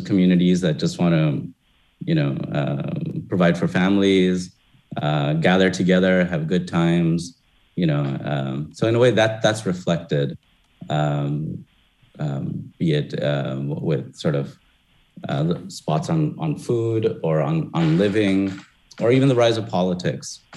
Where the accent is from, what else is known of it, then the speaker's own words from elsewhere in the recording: New York, United States; now in Detroit, United States; growing up in New York